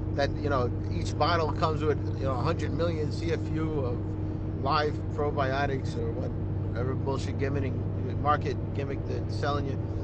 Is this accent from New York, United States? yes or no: yes; New York City, New York, United States; accent: Brooklyn; the Brooklyn, it comes out sometimes